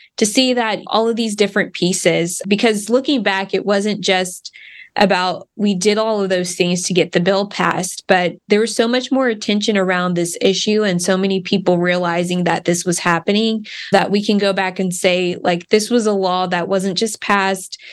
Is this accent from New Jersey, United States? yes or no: no; Wichita Falls, Texas, United States; Grew up in Wichita Falls